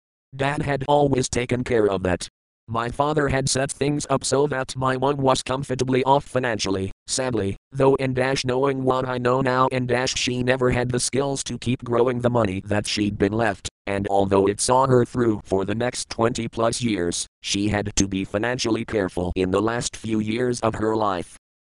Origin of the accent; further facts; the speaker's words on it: South Africa; born there; I was born in South Africa, a twin and the fifth of six children